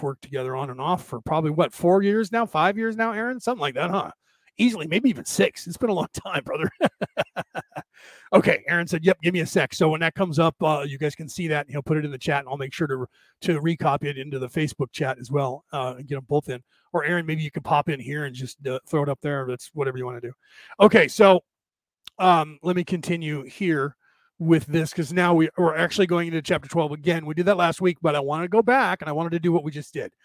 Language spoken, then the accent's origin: English; United States; I was born in this country, so I say we as an American